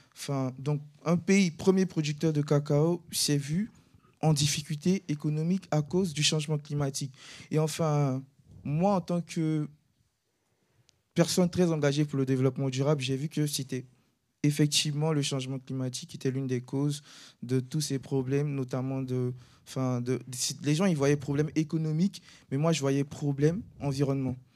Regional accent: Côte d’Ivoire; now in France; je viens de la Côte d'Ivoire, je suis originaire de la Côte d'Ivoire

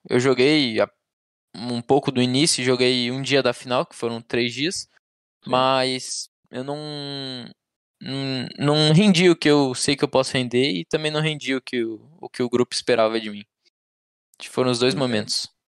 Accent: Balneário Camboriú, Santa Catarina, Brazil; Eu sou de Balneário Camboriú, nasci Camboriú. aqui, sempre morei aqui.

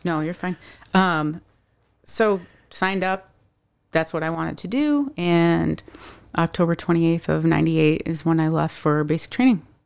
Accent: Syracuse, New York, United States; moved away as an adult; also born or lived in San Diego / Kansas City; now in Arizona, United States; I am originally from Syracuse, New York, and have been living in Arizona for about four and a half years

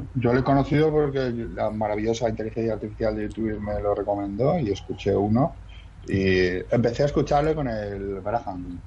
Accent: Madrid, Community of Madrid, Spain; moved away as an adult; also born or lived in Germany / Mexico / Basque Country; now in Catalonia, Spain; yo soy de Madrid

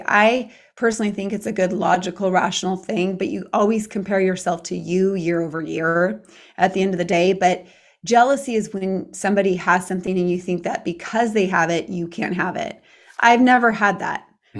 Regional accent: Ireland; I'm Irish.

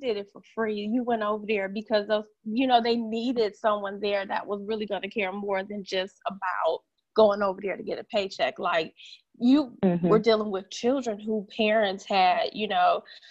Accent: Michigan, United States; now in the South, United States; I'm originally from Michigan

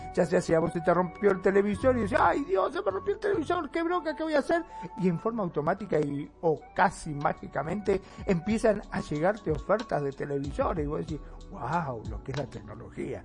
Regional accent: Argentina; acá en mi país, en Argentina

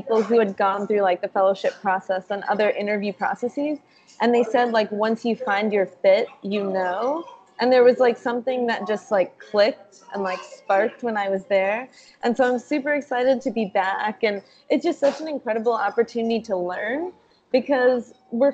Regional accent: New Jersey, United States; moved away as an adult; also born or lived in Minnesota / South Carolina; now in Santa Monica, United States; I'm originally from New Jersey. So I grew up there

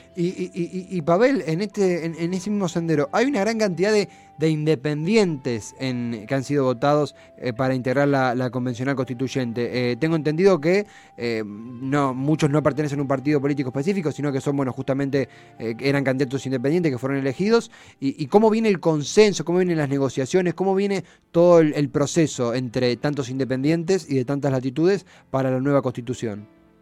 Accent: Argentina; como argentinos

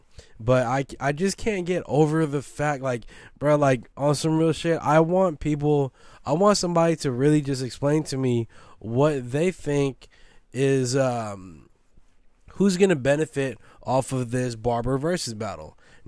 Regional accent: West Coast, United States; But am I from the East Coast? I'm not. I'm from the West Coast. I know the fucking talent that we have out here.

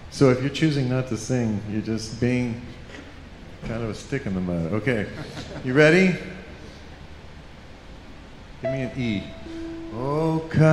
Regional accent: El Paso, Texas, United States; now in Los Angeles, United States; I'm actually a Texan. I grew up, born and raised in El Paso

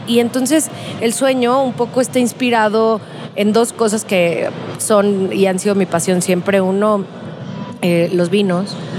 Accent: Guadalajara, Jalisco, Mexico; soy de Guadalajara y tequilera de toda la vida.

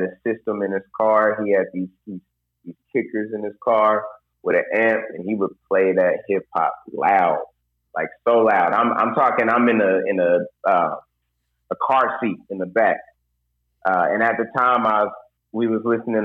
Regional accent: Indianapolis, Indiana, United States; moved away as an adult; now in Muncie, United States; And I'm from Indianapolis, Indiana. Currently living in Muncie, Indiana right now.

